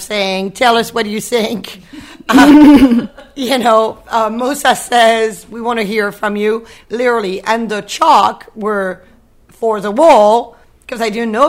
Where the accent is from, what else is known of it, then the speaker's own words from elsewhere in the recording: Brittany, France; moved away; I'm from Brittany. I grew up on the ocean, like the equivalent of Maine